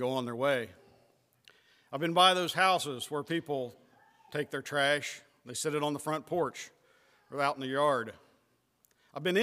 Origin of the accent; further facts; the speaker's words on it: West Virginia, United States; now in Ohio, United States; I was born and I was raised in West Virginia